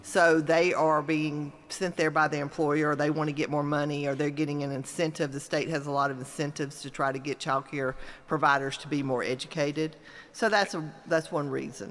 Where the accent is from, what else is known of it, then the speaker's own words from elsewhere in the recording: Mississippi, United States; moved away as an adult; also born or lived in Gainesville, Florida; now in Georgia, United States; I grew up in Mississippi